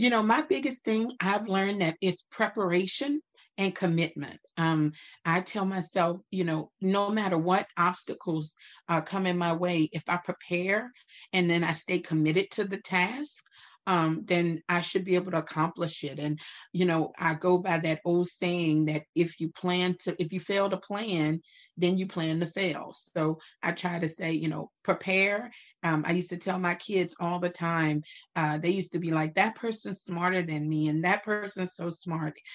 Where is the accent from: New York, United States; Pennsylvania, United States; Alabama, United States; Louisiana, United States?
Louisiana, United States; Opelousas; now in Dallas, United States; I am from Opelousas, Louisiana.